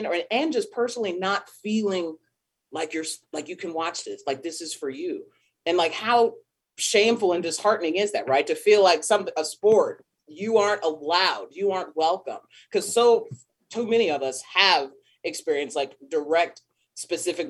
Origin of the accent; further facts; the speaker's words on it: Riverside, California, United States; Riverside, California, which is where I grew up as well